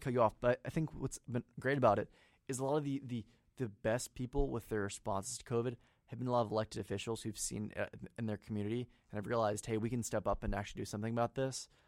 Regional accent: Marion County, Indiana, United States; I'm from Marion County, but it's more of a suburban mentality

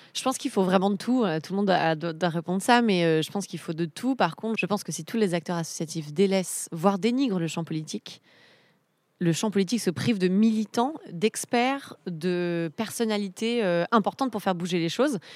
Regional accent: Misérieux, Auvergne-Rhône-Alpes, France; moved away; je suis née à Misérieux dans l'Ain

